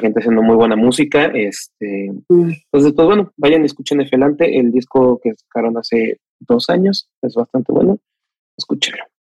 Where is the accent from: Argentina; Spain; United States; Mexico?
Mexico; nosotros como mexicanos